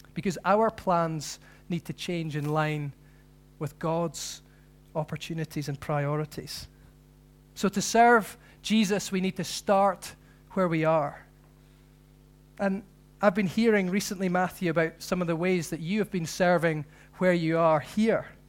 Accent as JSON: {"language": "English", "region": "Scotland", "country": "United Kingdom"}